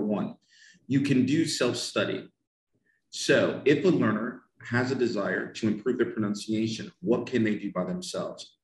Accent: United States; first language English; I'm from America. My mother tongue is English

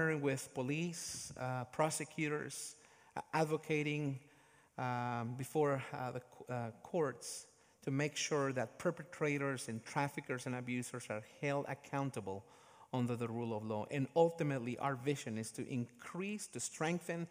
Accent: Guatemala; my home country, Guatemala

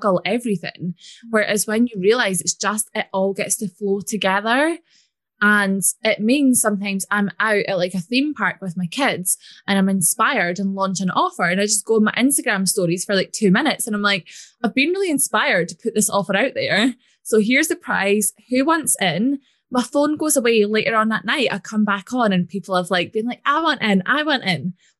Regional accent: Scotland, United Kingdom; if you can't tell by my accent, I'm from Scotland.

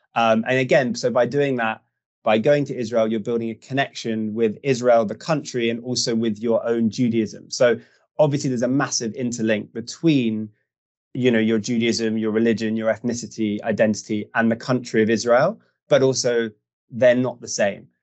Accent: United Kingdom; born and bred in the UK, but of uh, Jewish heritage

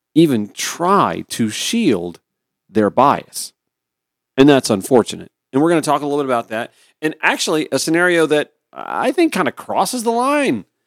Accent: Harlem, Georgia, United States; When I was a little boy, putting together community newsletters back in my hometown. When I was editor of the high school newspaper back at Harlem High School

